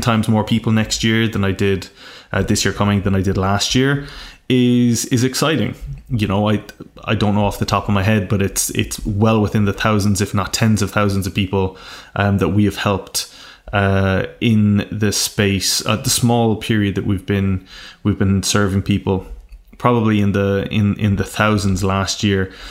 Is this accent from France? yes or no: no; Ireland; being from a very rural part of Ireland, where it is not the norm to dream big